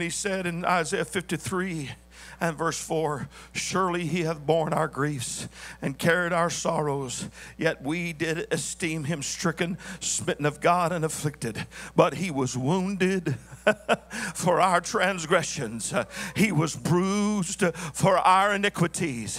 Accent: the South, United States; I was raised in the South

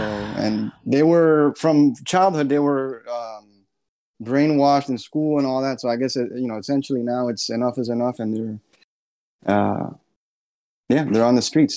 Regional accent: United States; I was born here in the States

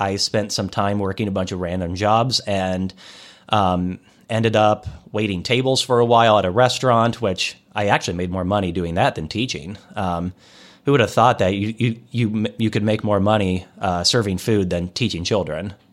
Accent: Des Moines, Iowa, United States; moved away; also born or lived in Kansas City; I'm from Des Moines, Iowa

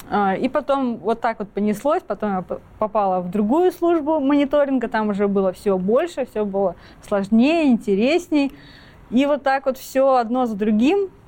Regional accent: Kaliningrad, Kaliningrad Oblast, Russia; Я из Калининграда сама э, родом училась в школе

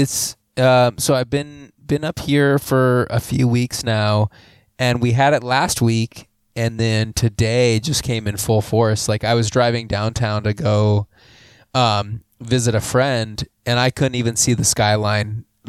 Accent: Pierre, South Dakota, United States; moved away as an adult; now in Minneapolis, United States; So I'm originally from Pierre, South Dakota.

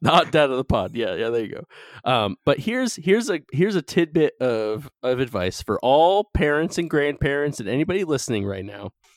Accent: North Carolina, United States; moved away; my home state of North Carolina

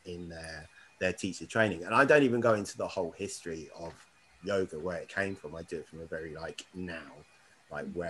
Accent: Berkshire, South East England, United Kingdom; now in London, United Kingdom; I grew up in Berkshire, I've lived all around the UK

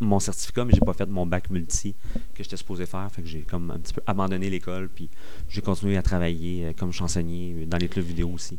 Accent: Granby, Quebec, Canada; je viens de Granby

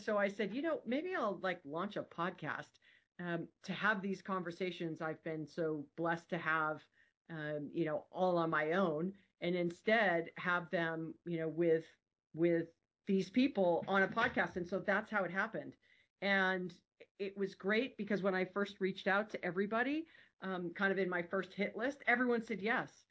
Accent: Hawaii, United States; I'm born and raised in Hawaii

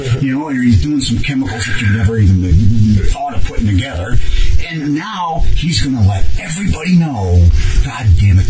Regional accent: United States; You know, you're American, I'm American.

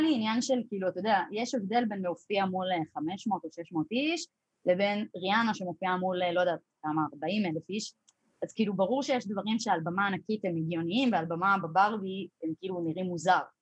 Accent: Jerusalem, Jerusalem District, Israel; moved away; אני גדלתי בירושלים

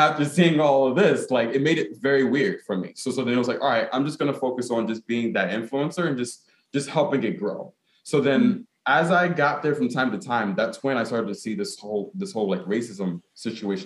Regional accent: Newark, New Jersey, United States; as a Ghanaian American, in the sense that I was born in Newark, because my mom and my dad were born in Ghana

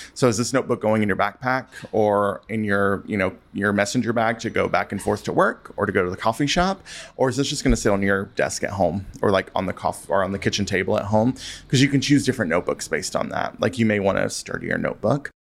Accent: Western North Carolina, United States; now in Chicago, United States; I grew up in North Carolina and Western North Carolina

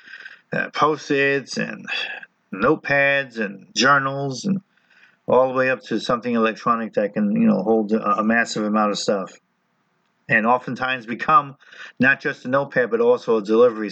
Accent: New Jersey, United States; I'm Italian, I'm from New Jersey

